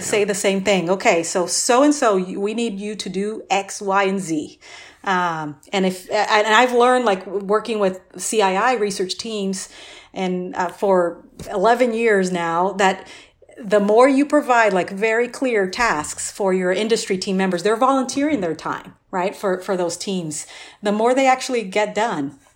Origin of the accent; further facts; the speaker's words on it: Brazil; now in Austin, United States; I grew up, I'm originally from Brazil